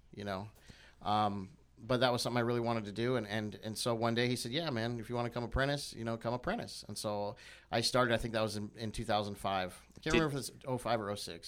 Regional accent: United States; I'm, I'm American

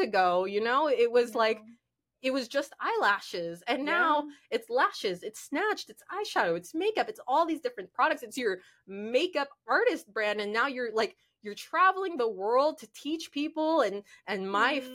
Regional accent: Orlando, Florida, United States; now in Miami, United States; I grew up in Orlando, I had my nonprofit there

